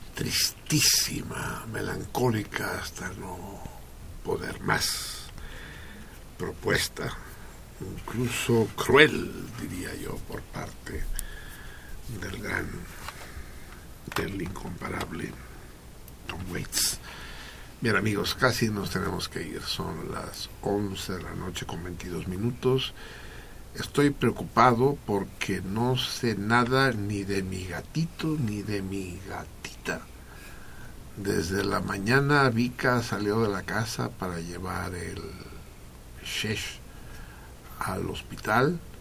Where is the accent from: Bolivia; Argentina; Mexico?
Mexico; en México